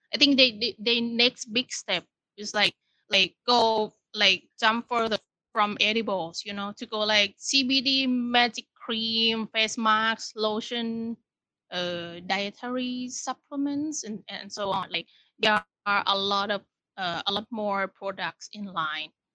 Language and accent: English; Thailand; born or raised there; now in Bangkok, Thailand